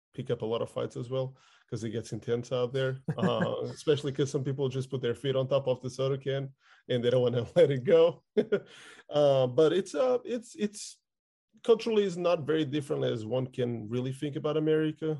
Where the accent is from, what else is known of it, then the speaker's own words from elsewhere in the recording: outskirts of Lisbon, Portugal; I lived in the outskirts of Lisbon, which is the capital